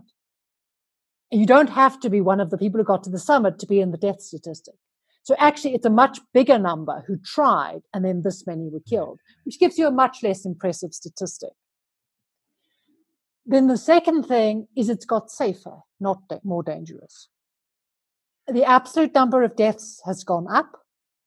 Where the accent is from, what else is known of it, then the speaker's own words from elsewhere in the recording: Johannesburg, Gauteng, South Africa; moved away as an adult; now in Andorra; I'm a South African. I grew up in Johannesburg, but I left South Africa nearly 20 years ago now. And I live in a funny little place called Andorra in the Pyrenees Mountains